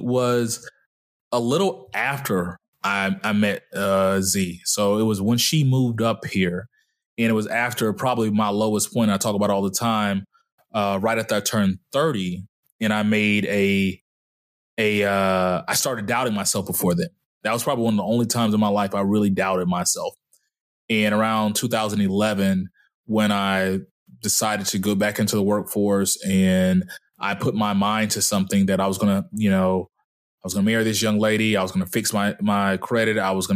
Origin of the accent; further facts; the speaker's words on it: Dallas, Texas, United States; moved away; also born or lived in Mobile, Alabama; growing up in Dallas, I was usually the only black kid